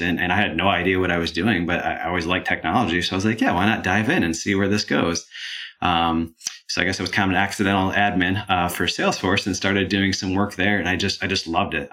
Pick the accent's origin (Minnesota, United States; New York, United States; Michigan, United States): Michigan, United States; moved away as an adult; now in Georgia, United States; I grew up in Michigan, came down to Georgia to go to school here, and I absolutely love the area, which is why why I'm still here now